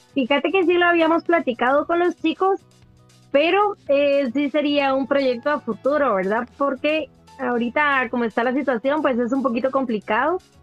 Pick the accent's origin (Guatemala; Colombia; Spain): Guatemala; nosotros como guatemaltecos